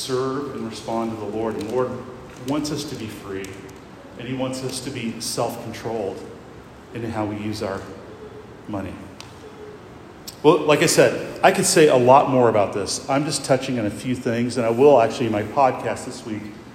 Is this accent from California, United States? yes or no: no; Iowa, United States; now in Lexington, United States; I grew up in Iowa